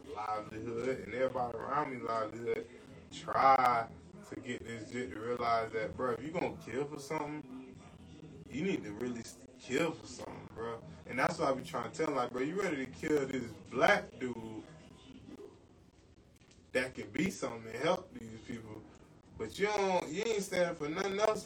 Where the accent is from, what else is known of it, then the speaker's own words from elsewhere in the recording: Orlando, Florida, United States; I'm from Orlando